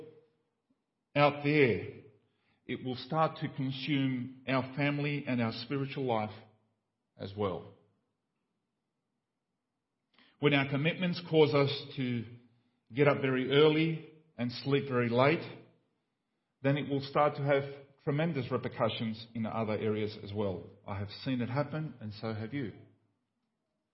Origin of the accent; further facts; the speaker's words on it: Paraguay; moved away; When I grew up in Paraguay in a small village, there was one telephone in the whole village